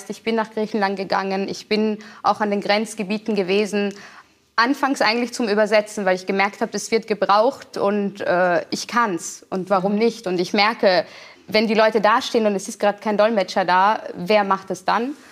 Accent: Vienna, Austria; moved away as an adult; now in Germany; Wien schon, also in Österreich, wo ich mein Leben lang, also bis zum 26. Lebensjahr gelebt habe, nie als Österreicherin gesehen wurde.

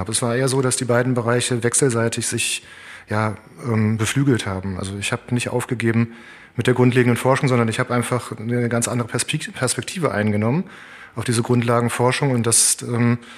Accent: Cologne, North Rhine-Westphalia, Germany; born there; also ich bin in Köln geboren und Köln ist eine Stadt.

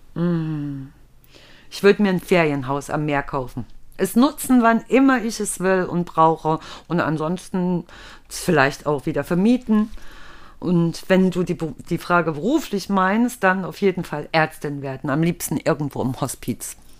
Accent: East Germany, Germany; Und ich komme ja aus dem Osten

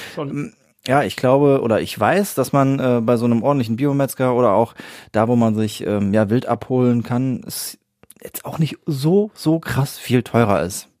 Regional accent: Siegen-Wittgenstein, North Rhine-Westphalia, Germany; hier bei uns in Siegen-Wittgenstein oder Umgebung

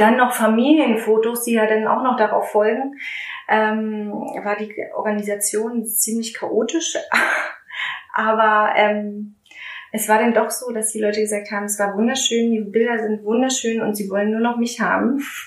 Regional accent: Strausberg, Brandenburg, Germany; moved away as an adult; also born or lived in Berlin; ich komme ja aus Strausberg, ich mhm. bin ja eine gebürtige Strausbergerin

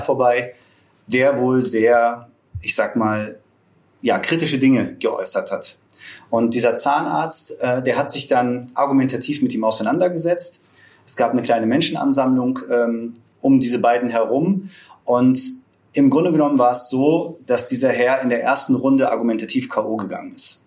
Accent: Braunschweig, Lower Saxony, Germany; Ich komme aus Braunschweig

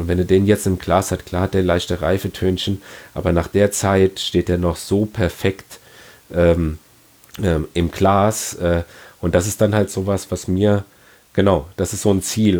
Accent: Ingelheim, Rhineland-Palatinate, Germany; bei uns in Ingelheim

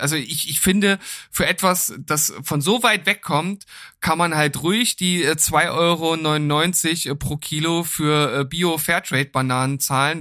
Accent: Lower Saxony, Germany; moved away; bei uns in Niedersachsen

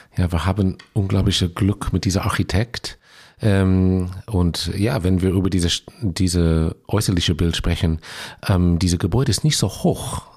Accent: Los Angeles, California, United States; German is a second language; moved away as an adult; also born or lived in Israel; now in Bochum, Germany; ich bin aufgewachsen und ausgebildet in, in Los Angeles, aber als ähm, 21-Jähriger bin ich nach Israel emigriert

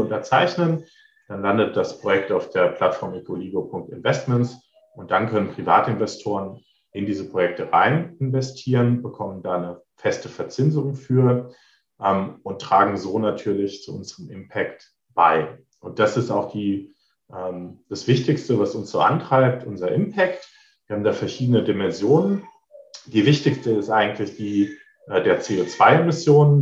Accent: near Trier, Rhineland-Palatinate, Germany; moved away as an adult; also born or lived in Berlin; Ich komme aus der Nähe von Trier, ähm, habe halt auch in Trier mein, mein Bachelor gemacht und bin dann weggezogen

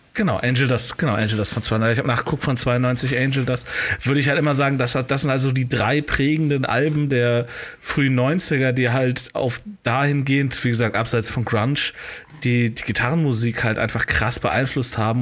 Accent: Cologne, North Rhine-Westphalia, Germany; als Kölner habe ich naturgemäß natürlich äh, zumindest ein bisschen was mit der LGBTQ-Bewegung zu tun

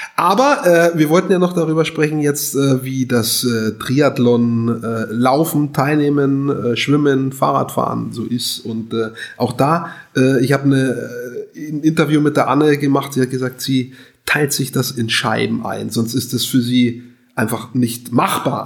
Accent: Hof, Bavaria, Germany; meine Heimatstadt ist Hof

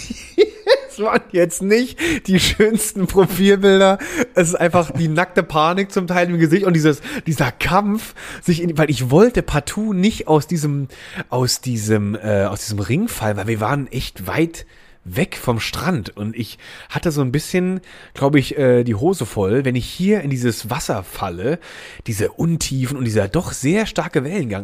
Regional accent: Germany; da wo ich aufgewachsen bin, das war ja am Rhein

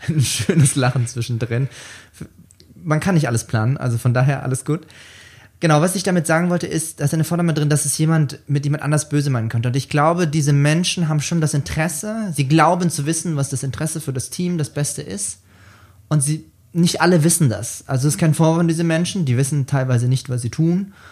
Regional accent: Bavaria, Germany; accent: Lower Franconian; Wie man mir vielleicht auch anhört, komme ich gebürtig aus Unterfranken

